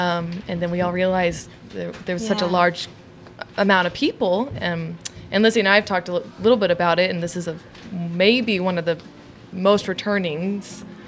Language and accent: English; Texas, United States; now in Chicago, United States; I'm originally from Texas. I still have my family out there.